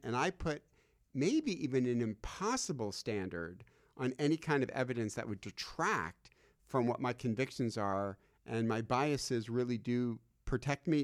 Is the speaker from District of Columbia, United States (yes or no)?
no; Michigan, United States; I'm from Michigan